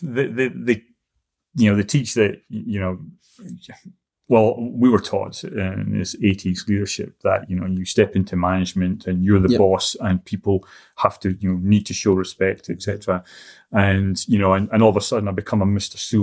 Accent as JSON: {"language": "English", "region": "Scotland", "country": "United Kingdom", "moved": "yes", "lives_now": "New Zealand", "said": "as a Scotsman who likes his money"}